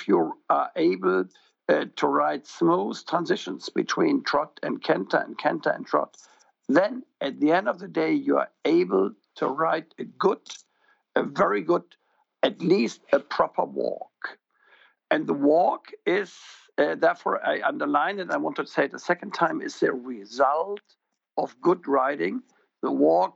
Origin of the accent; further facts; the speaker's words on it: Germany; I'm from Germany